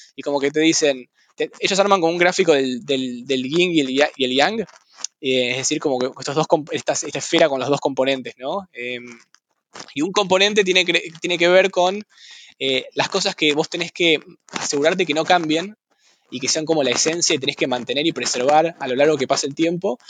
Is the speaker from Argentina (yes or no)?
yes; Buenos Aires, Argentina; moved away as an adult; also born or lived in San Francisco; now in Mill Valley, United States; siempre nací en Buenos Aires y viví en Buenos Aires toda mi vida